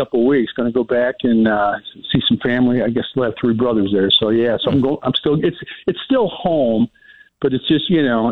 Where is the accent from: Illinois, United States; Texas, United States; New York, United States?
Illinois, United States; Freeport; now in Boise, United States; born and raised in Freeport